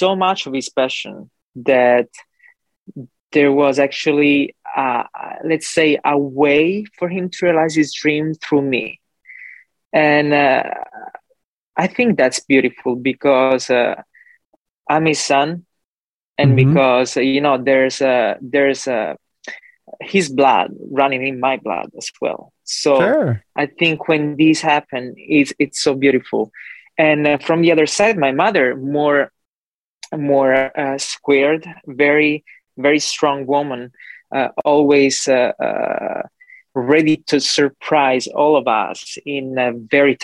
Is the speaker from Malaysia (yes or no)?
no; Calabria, Italy; English is a second language; moved away as an adult; also born or lived in New York / Los Angeles; now in Fort Lauderdale, United States; I was born in Italy, Calabria, in the southern part of Italy, actually just above Sicily. And I lived there for 25 years of my life.